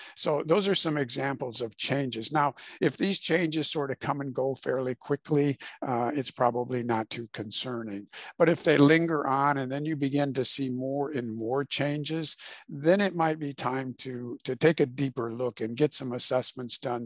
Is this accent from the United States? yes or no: yes; Illinois, United States; moved away as an adult; also born or lived in Houston, Texas; I was born and raised in Illinois